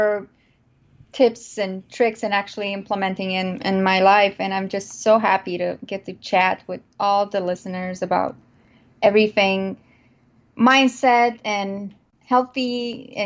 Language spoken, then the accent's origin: English; Romania; moved away as an adult; now in United States; I am an immigrant who was not born and raised in the U.S. I was born in Romania, and I actually came to the U.S. about almost 15 years ago.